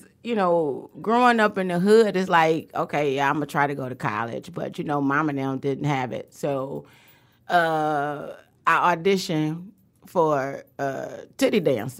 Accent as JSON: {"language": "English", "town": "Detroit", "region": "Michigan", "country": "United States", "tie": "born or raised there", "said": "I grew up on Linwood."}